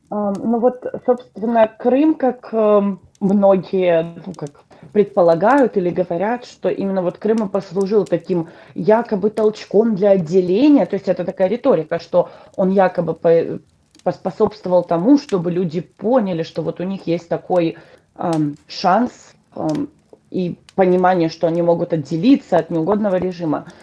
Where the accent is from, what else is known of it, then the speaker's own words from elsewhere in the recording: Donetsk Oblast, Ukraine; first language Russian; moved away as an adult; now in United States; Родилась я в Донецкой области, в таком маленьком городке, даже можно сказать маленьком поселке